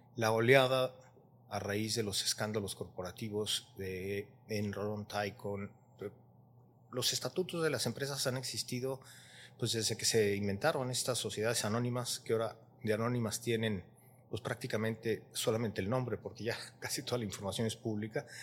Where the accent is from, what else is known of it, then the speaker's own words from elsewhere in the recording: Mexico; nosotros con mexicanos siendo vecinos